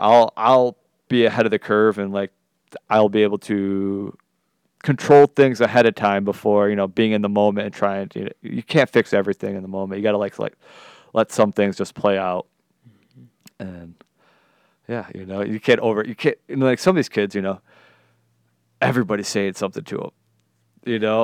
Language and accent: English; Detroit, Michigan, United States; I'm coming from Detroit